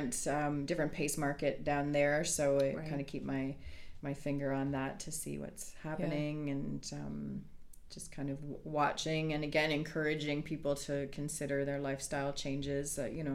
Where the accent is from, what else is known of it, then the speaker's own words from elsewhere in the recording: Grimsby, Ontario, Canada; moved away as an adult; also born or lived in Hamilton area; now in Bruce Peninsula, Canada; I'm originally from Niagara and have spent the majority of my life in a small town called Grimsby.